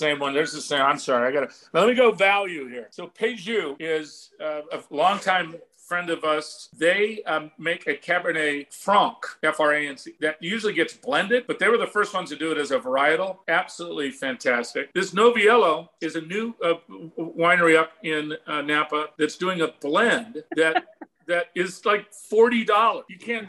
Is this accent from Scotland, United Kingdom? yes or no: yes; Scotland, United Kingdom; Number one, being a Scotsman, I could not personally avow myself to drink a wine that I bought for $300 that somebody will pay me $3,500 for. I'm just too cheap.